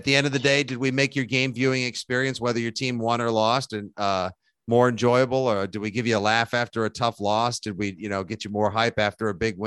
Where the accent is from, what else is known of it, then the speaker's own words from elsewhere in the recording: South Shore, Boston, Massachusetts, United States; You know, that's how we do in Boston. I'm from South Shore